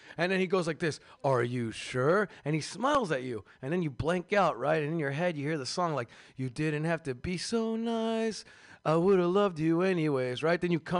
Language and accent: English; Seattle, Washington, United States; now in San Francisco, United States; I'm from Seattle